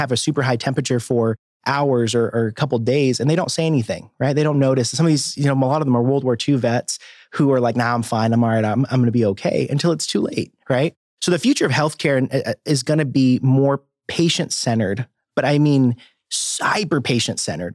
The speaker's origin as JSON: {"language": "English", "town": "Cave Springs", "region": "Arkansas", "country": "United States", "tie": "born or raised there", "also_born_or_lived": "Boise, Idaho", "moved": "yes", "lives_now": "Bentonville, United States", "said": "I grew up down in Cave Springs, Arkansas"}